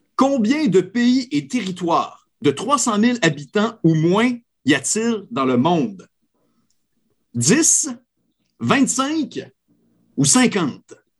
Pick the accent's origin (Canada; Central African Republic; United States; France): Canada; Quebec; moved away; also born or lived in Acadia; mon patelin natal, le Saguenay-Lac-Saint-Jean